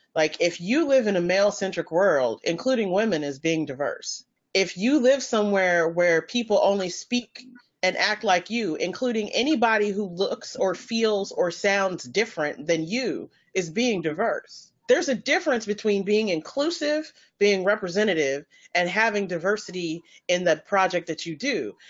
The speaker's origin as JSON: {"language": "English", "region": "North Carolina", "country": "United States", "said": "I'm from North Carolina."}